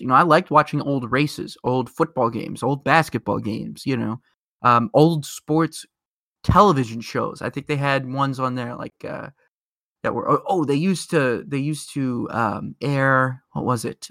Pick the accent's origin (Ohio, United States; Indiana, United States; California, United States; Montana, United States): Indiana, United States; Indianapolis; We're both from Indianapolis